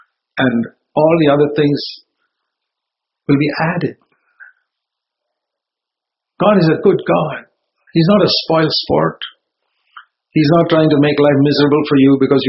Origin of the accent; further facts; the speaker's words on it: Bangalore, Karnataka, India; moved away; back in my hometown in Bangalore